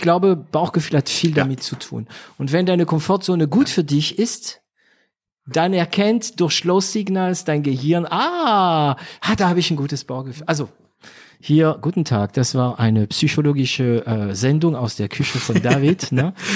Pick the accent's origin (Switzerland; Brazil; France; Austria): France; now in Germany; ich bin Franzose, ne? Also auch, ich bin auch Franzose